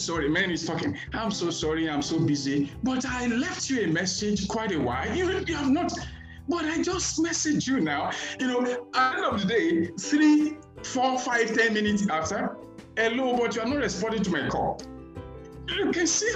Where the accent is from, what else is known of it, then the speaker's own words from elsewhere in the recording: Nigeria; I am a Nigerian